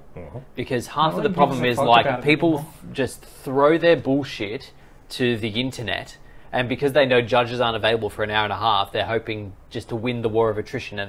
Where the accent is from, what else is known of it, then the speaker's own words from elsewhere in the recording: Australia; I feel like it just comes from being Australian